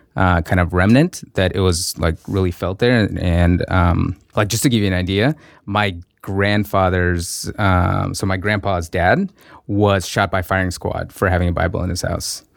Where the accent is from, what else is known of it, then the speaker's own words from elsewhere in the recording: Russia; moved away; I grew up in Russia